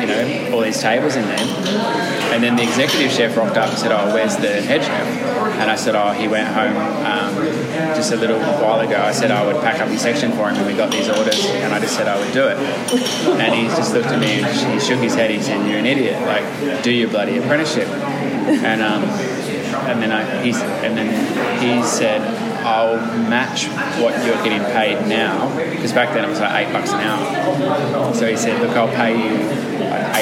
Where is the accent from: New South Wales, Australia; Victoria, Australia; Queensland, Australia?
Victoria, Australia; Mansfield; I grew up in Mansfield.